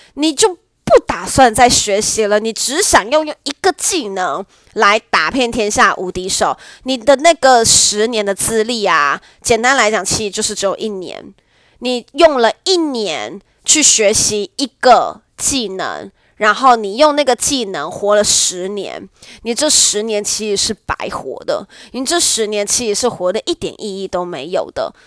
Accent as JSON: {"language": "Chinese", "region": "Nantou County", "country": "Taiwan", "tie": "born or raised there", "said": "我的家乡南投"}